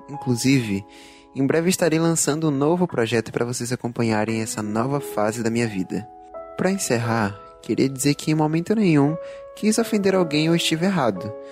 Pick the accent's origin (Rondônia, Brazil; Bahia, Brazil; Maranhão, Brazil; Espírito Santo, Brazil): Bahia, Brazil; Salvador; accent: baiano